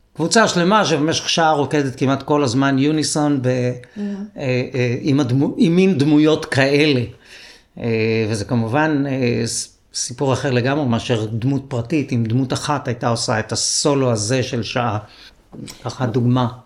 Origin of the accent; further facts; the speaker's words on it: Israel; גדלתי בקיבוץ, ארבעה ילדים בחדר